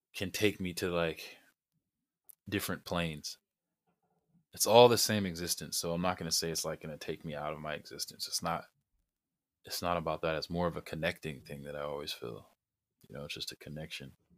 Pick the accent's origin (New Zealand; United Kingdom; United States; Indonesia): United States; California; also born or lived in Arizona / Jamaica; growing up in California